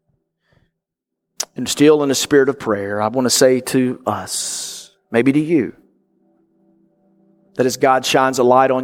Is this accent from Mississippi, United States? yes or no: yes; North Mississippi, United States; grew up in Mississippi, like I did, North Mississippi